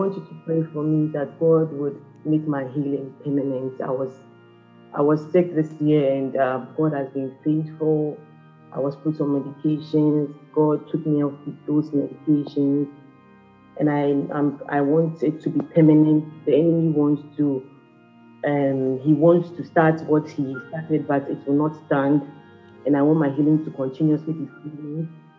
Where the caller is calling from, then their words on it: Canada; I'm from Canada.